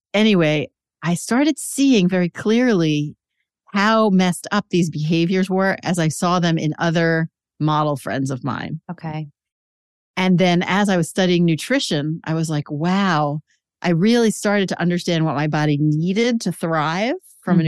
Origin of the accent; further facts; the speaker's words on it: New York City, New York, United States; I grew up in Queens in a Jewish mm-hmm. family